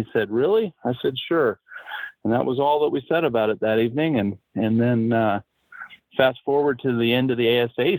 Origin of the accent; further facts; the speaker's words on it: Colorado, United States; You know, he's from Utah, we're from Colorado.